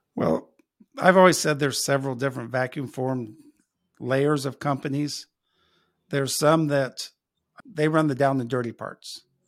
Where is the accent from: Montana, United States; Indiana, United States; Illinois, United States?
Indiana, United States; Logansport; moved away as an adult; now in Elkhart, United States; I grew up in Logansport, which is about, uh, halfway between here in Elkhart and Indianapolis